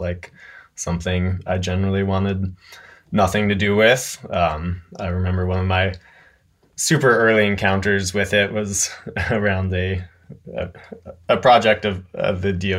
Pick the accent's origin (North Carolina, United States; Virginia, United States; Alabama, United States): North Carolina, United States; Yeah, I'm from a super conservative rural part of Western North Carolina, Mass and Cawthorn's district, actually.